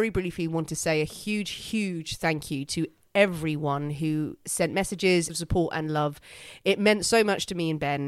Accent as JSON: {"language": "English", "country": "Ireland", "said": "I'm Irish Catholic."}